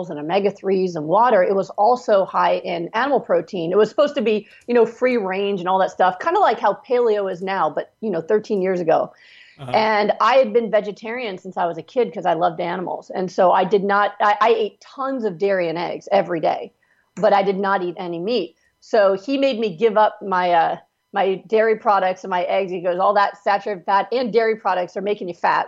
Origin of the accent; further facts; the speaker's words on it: Pennsylvania, United States; moved away as an adult; also born or lived in California; my doctors I grew up with were in Pennsylvania, and I moved to California to do my residency at UCLA Harbor